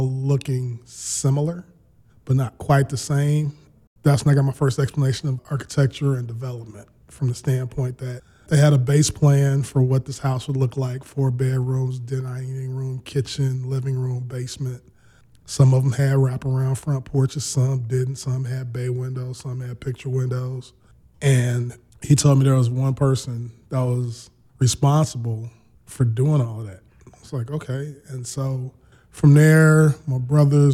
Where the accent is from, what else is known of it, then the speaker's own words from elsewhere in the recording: Chicago, Illinois, United States; Long-term, lifetime Chicago resident. Born and raised on the South Side